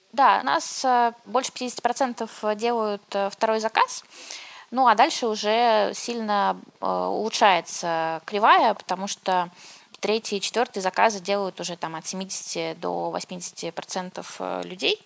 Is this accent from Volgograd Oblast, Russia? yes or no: no; Saint Petersburg, Russia; now in Moscow, Russia; Я сама родилась в Питере